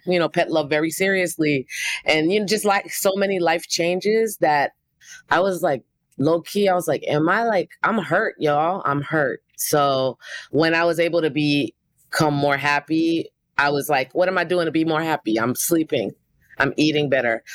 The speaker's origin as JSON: {"language": "English", "town": "New York City", "region": "New York", "country": "United States", "said": "I'm a producer from Brooklyn, New York."}